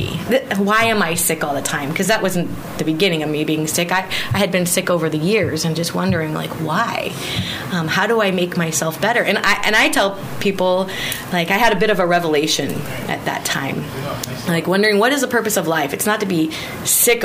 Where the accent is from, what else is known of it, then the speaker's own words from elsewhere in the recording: Missouri, United States; now in Guam; I'm from Missouri